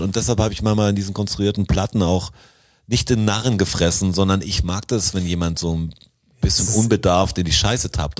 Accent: Swabia, Germany; als Schwabe

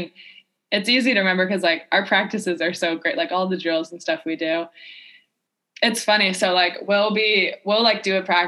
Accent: South Florida, United States; growing up in South Florida

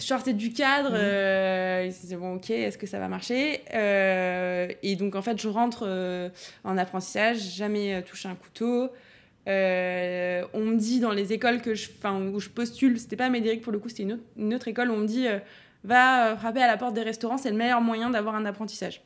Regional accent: Auxerre, Bourgogne-Franche-Comté, France; also born or lived in Dijon; now in Paris, France; Je suis née à Dijon et j'ai vécu jusqu'à mes 6 ans à côté de Dijon dans un petit village. Euh, et, après, je suis, on est venu à Auxerre avec mes parents

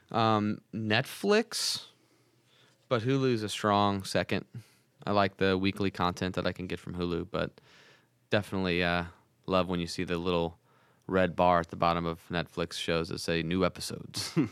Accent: St. Louis, Missouri, United States; I'm from Saint Louis

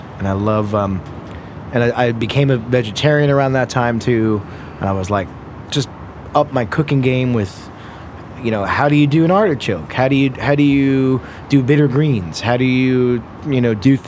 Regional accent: West Hempstead, New York, United States; I grew up on Long Island, right there

